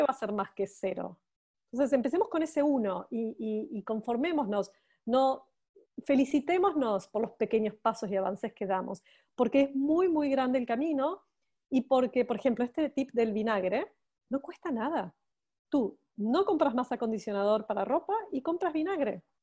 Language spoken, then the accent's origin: Spanish; Buenos Aires, Argentina; accent: Argentine; moved away as an adult; now in Barcelona, Spain; Yo soy argentina, como mi acento lo describe, y me encanta, me encanta decir que soy argentina. Soy porteña, no solamente argentina, sino que soy porteña de Buenos Aires